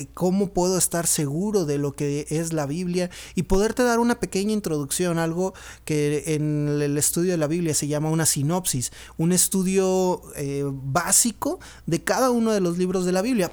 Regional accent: Monterrey, Nuevo León, Mexico; now in Pachuca, Mexico; soy originario de Monterrey, vivo en Pachuca Hidalgo

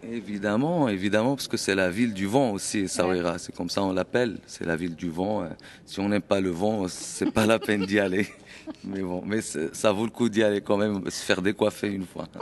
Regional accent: Essaouira, Marrakesh-Safi, Morocco; now in France; je suis originaire d'Essaouira, du Maroc.

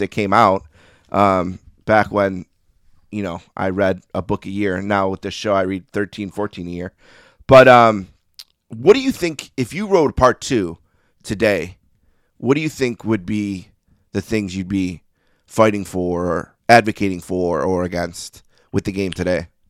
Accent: Buffalo, New York, United States; I grew up in Buffalo

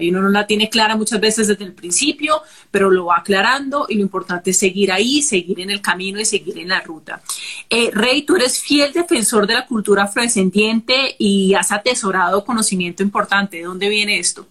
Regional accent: Cali, Valle del Cauca, Colombia; yo soy caleña

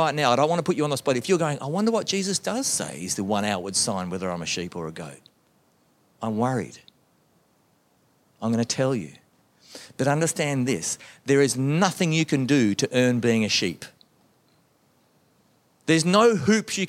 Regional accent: Melbourne, Victoria, Australia; growing up in the Baptist church in Melbourne, Australia

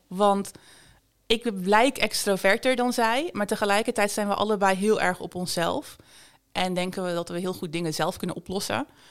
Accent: Bergen op Zoom, North Brabant, Netherlands; Ik ben geboren en getogen in Berg op Zoom in Noord-Brabant

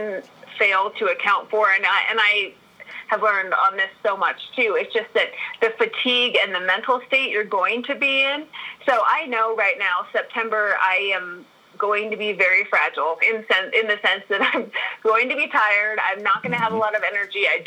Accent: Park City, Utah, United States; also born or lived in Missouri; So I am from Utah and from Park City, and I'm currently sitting in Park City in the mountains right now.

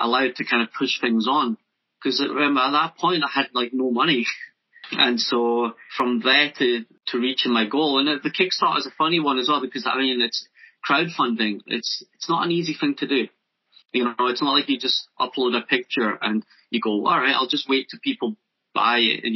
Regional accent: near Loch Lomond, Scotland, United Kingdom; also born or lived in Japan / Newcastle; Being brought up near Loch Lomond

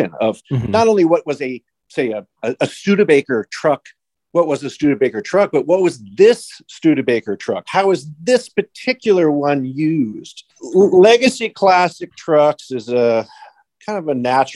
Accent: Chicago, Illinois, United States; I was born and raised in Chicago, Illinois

